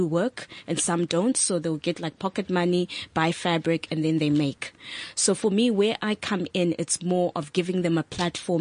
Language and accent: English; Zimbabwe; now in South Africa; I'm not South African, I'm Zimbabwean